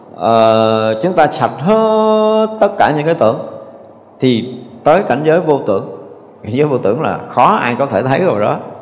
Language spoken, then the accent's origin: Vietnamese; Vietnam; mình là, là cái người việt nam dù qua mỹ nhập quốc tịch mỹ thì mình vẫn là gốc của người việt nam